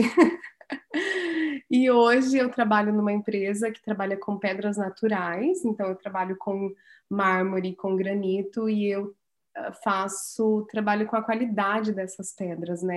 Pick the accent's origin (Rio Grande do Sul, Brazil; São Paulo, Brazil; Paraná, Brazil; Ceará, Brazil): Paraná, Brazil; Santa Cecília do Pavão; eu nasci em Santa Cecília do Pavão, pedacinho ali do norte do Paraná